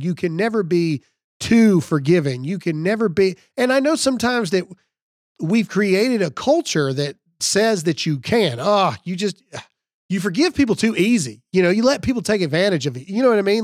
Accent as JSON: {"language": "English", "region": "Mississippi", "country": "United States", "said": "I'm from Mississippi."}